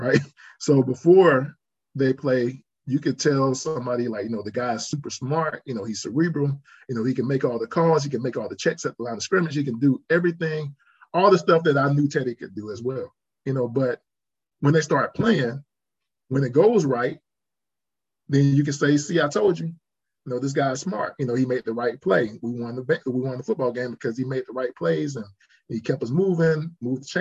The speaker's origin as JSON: {"language": "English", "region": "South Carolina", "country": "United States", "said": "I'm from South Carolina, so I watch a lot of South Carolina football."}